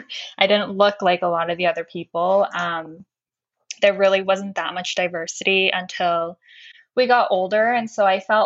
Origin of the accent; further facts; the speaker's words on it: Cherry Hill, New Jersey, United States; Where we grew up in Cherry Hill, I think growing up there weren't that many, but like once I got into high school, I felt like it was pretty diverse. But growing up, I lived in the neighboring town